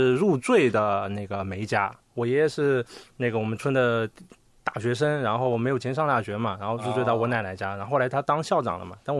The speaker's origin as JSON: {"language": "Chinese", "town": "Wenzhou", "region": "Zhejiang", "country": "China", "said": "你比如说我从小就我我们温州人爱讨价还价嘛，我就"}